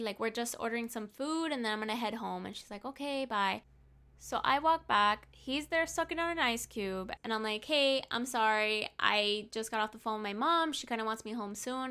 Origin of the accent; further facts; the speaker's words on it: Hialeah, Florida, United States; I'm from Hialeah